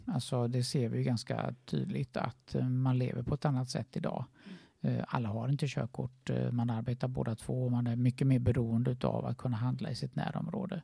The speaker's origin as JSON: {"language": "Swedish", "town": "Gothenburg", "region": "Västra Götaland", "country": "Sweden", "tie": "born or raised there", "moved": "yes", "said": "min hemstad Göteborg"}